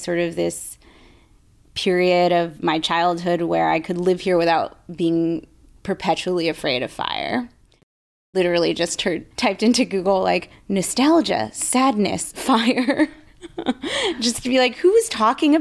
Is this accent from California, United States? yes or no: yes; Bay Area, California, United States; growing up in the Bay Area